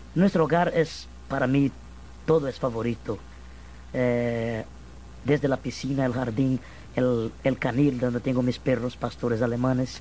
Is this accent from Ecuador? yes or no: no; Minas Gerais, Brazil; yo soy mineiro de Minas Gerais